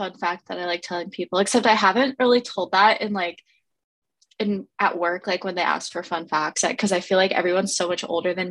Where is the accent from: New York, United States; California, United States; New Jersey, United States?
California, United States; Pasadena; also born or lived in Milton, Georgia / San Clemente, California; I am originally from Pasadena, California, but I kind of moved around a little in my childhood. Went from Pasadena to Milton, Georgia, and then back to California to San Clemente.